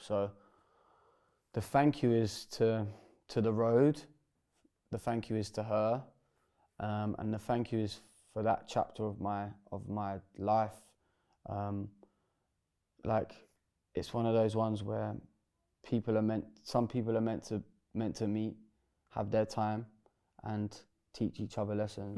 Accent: Bedford, East of England, United Kingdom; my hometown in Bedford.

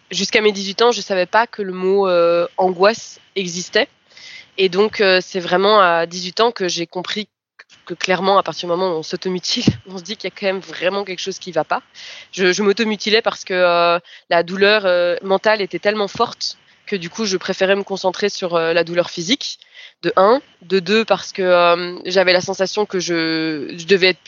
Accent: France; also born or lived in Brazil; now in Belgium; j'ai vécu au Brésil quelques années et que je suis française à la base. Euh, je suis ensuite revenue en Belgique

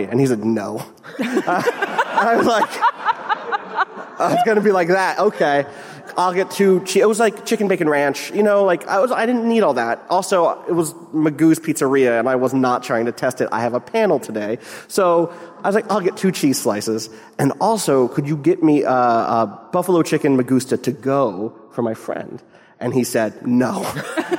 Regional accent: New York, United States; I'm from New York

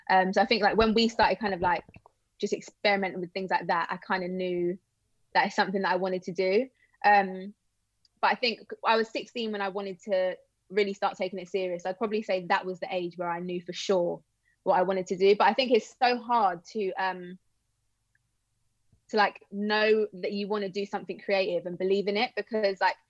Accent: London, United Kingdom; also born or lived in Bournemouth; the first like couple of years of my life, I grew up in Bournemouth, which is again, really random. And then when I was little, I moved to London

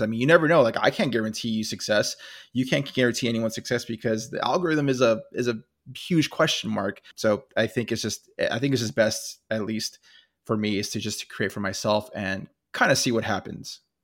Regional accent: California, United States; I'm from California

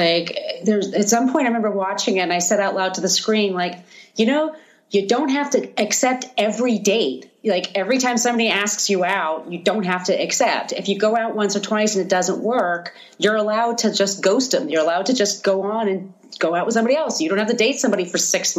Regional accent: New York City, New York, United States; I'm a New Yorker. And I was a young woman dating in New York at the scene

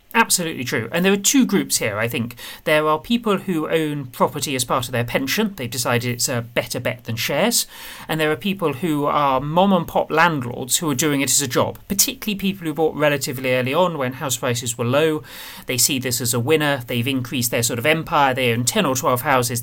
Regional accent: Medway, South East England, United Kingdom; I grew up in Medway

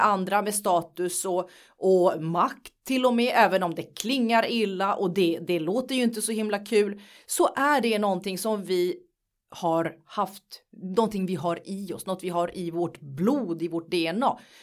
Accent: Nacka, Stockholm County, Sweden; jag är uppvuxen i Nacka i en finsk familj som kom till Sverige för väldigt, väldigt, väldigt länge sedan.

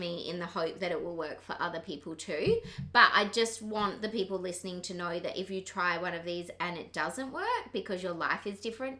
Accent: Perth, Western Australia, Australia; and I'm from Perth

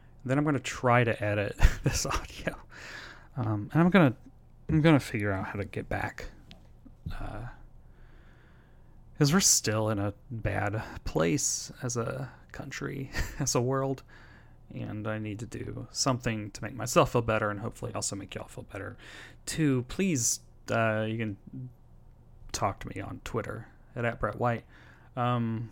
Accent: Tennessee, United States; he was the kind of man that I grew up around in Tennessee

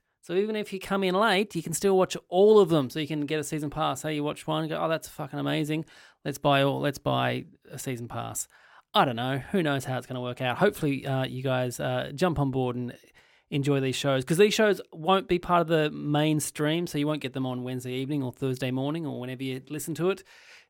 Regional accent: Ireland; That's I'm from Ireland. Come on!

